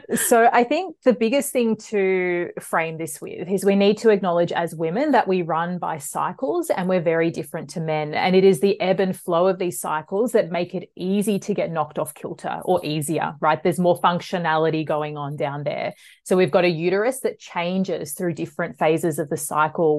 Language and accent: English; Melbourne, Victoria, Australia; I'm from Melbourne. I grew up in the western suburbs of Melbourne